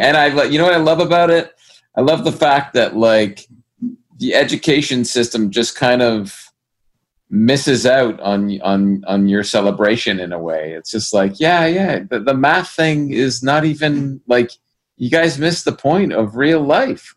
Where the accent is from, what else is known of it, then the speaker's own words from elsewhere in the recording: Brampton, Ontario, Canada; Brampton, in my hometown